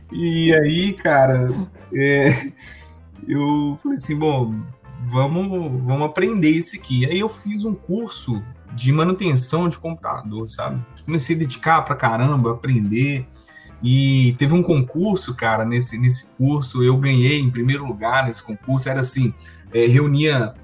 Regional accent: Sete Lagoas, Minas Gerais, Brazil; em Sete Lagoas, que é minha cidade natal

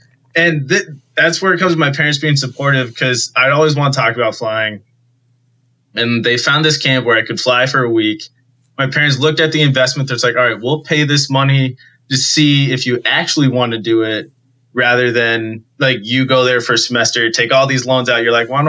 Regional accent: Keene, New Hampshire, United States; My hometown airport in Keene, New Hampshire

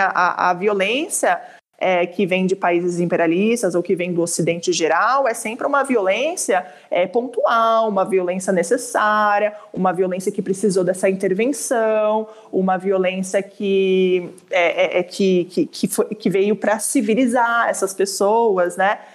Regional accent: Brazil; eu sou brasileira, mas sou brasileira.

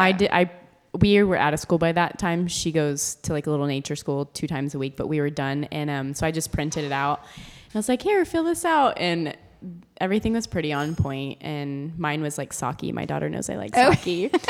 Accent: Austin, Texas, United States; Like it, we're from Austin.

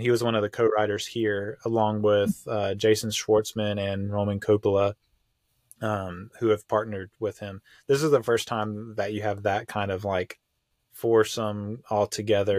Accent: United States; here in America, like, as an American

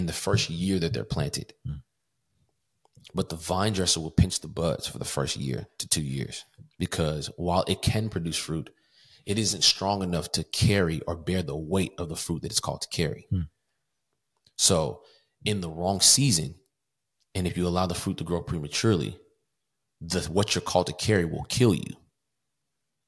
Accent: Kentucky, United States; moved away as an adult; also born or lived in Covington; There's no opportunity for music in Kentucky. Nobody there wants to do music. My hometown is very small

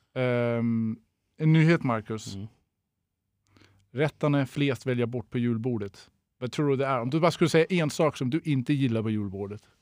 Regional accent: Denmark; first language Danish; Swedish is a second language; now in Sweden; jag är tidigare kock, jag är från Danmark

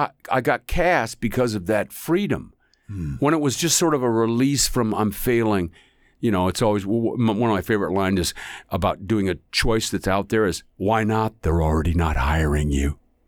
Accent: Northwest, United States; But, you know, I grew up in the Northwest, and he's from Utah. So I understand the dialect.

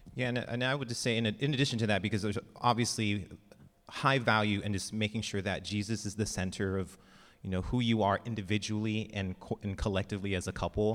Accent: Lemoore, California, United States; I grew up in Lemoore

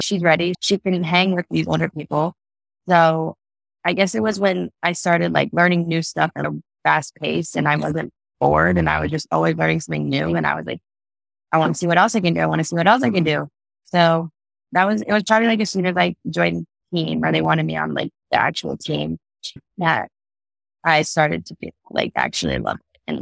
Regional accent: Ohio, United States; also born or lived in Michigan / Cincinnati, Ohio; I basically grew up in Ohio, even though I was born in Michigan

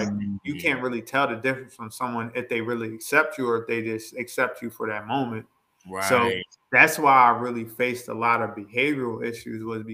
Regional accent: Coatesville, Pennsylvania, United States; moving to the town that I moved to and what I consider my hometown, Coatesville, Pennsylvania

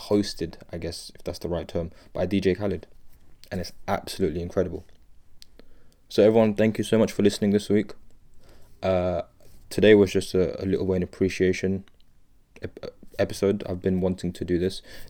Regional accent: United Kingdom; I'm British. I'm speaking from the United Kingdom.

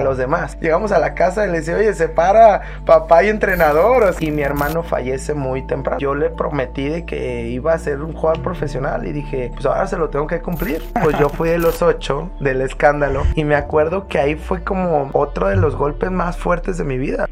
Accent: Guadalajara, Jalisco, Mexico; also born or lived in La Piedad, Michoacán; soy de aquí de Guadalajara, Jalisco. Nací aquí el, el 21 de julio del 89

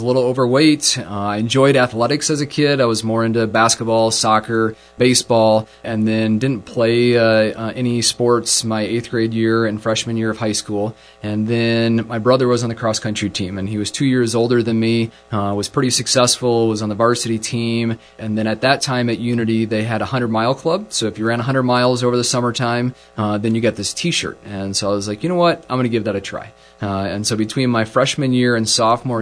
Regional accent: Sheldon, Iowa, United States; I grew up in Sheldon, Iowa

